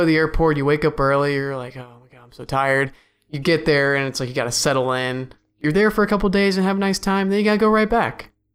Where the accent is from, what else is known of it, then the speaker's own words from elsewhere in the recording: Cleveland, Ohio, United States; I'm from Cleveland